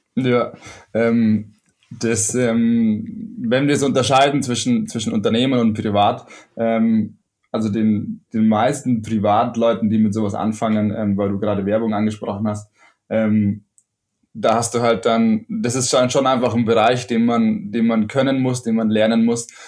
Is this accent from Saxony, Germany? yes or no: no; Ammersee, Bavaria, Germany; also born or lived in Munich; bin in München geboren und am Ammersee aufgewachsen